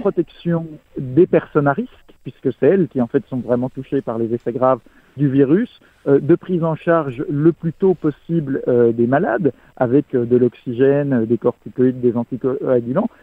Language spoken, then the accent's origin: French; France; en tant que Français